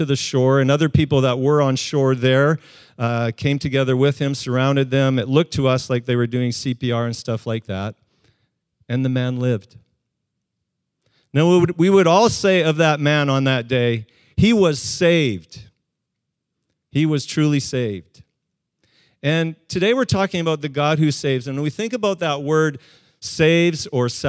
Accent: Calgary, Alberta, Canada; now in West Coast, Canada; For part of my youth, I grew up in Calgary

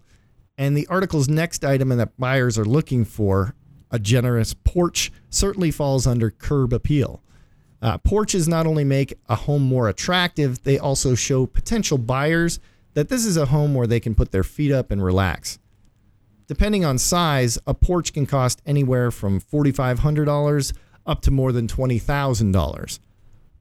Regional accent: Midwest, United States; I'm also from the Midwest. We had a basement with green shag carpet.

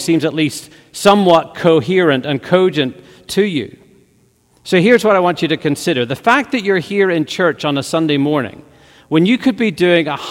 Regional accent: Northern Ireland, United Kingdom; moved away; growing up in Northern Ireland as a teenager

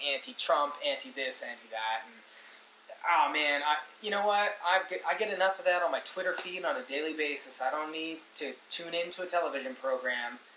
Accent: Canada; we are Canadian

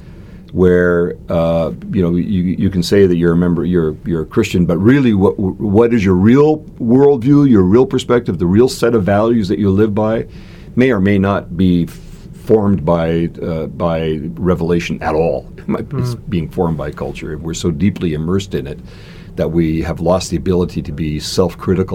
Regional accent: Canada; I am a Canadian citizen

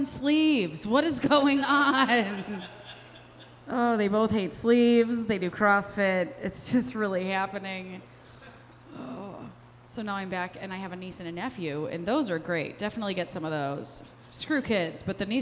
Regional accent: Westmont, Illinois, United States; now in Chicago, United States; I'm from Westmont, okay? I was born plain white trash

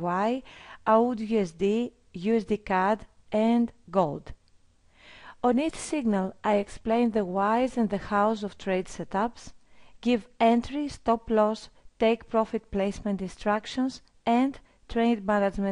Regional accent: Greece; I'm from Greece.

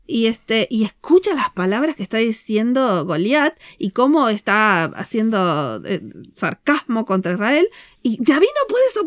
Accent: Argentina; A nosotros nos gusta mucho el fútbol porque somos de Argentina.

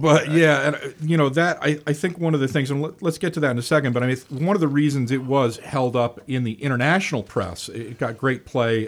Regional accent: United Kingdom; now in United States; I grew up in the United Kingdom

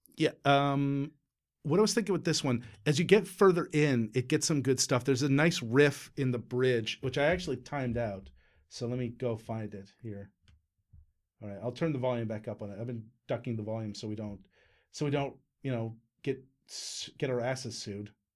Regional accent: Newfoundland and Labrador, Canada; we're Newfoundlanders. We're Newfoundlanders.

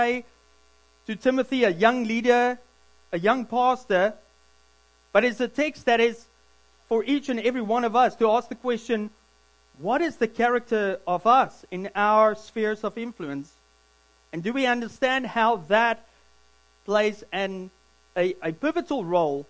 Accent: South Africa; also born or lived in Williams Lake, Canada; now in Squamish, Canada; I'm a South African, but I'm a Canadian citizen

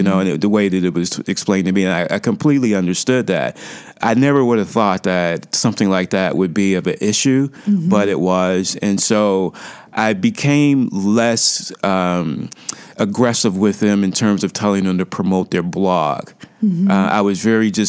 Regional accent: Cleveland, Ohio, United States; now in Chicago, United States; my hometown, Cleveland. It's on the lake. We're on Lake Erie in Cleveland

